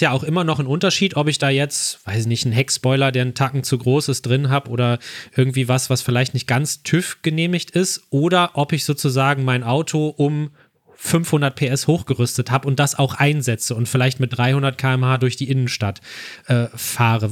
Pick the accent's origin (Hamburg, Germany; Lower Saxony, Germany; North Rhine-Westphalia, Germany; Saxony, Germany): North Rhine-Westphalia, Germany; Ruhr area; ich komme ja auch nicht aus Bremerhaven, sondern ich komme aus dem Ruhrgebiet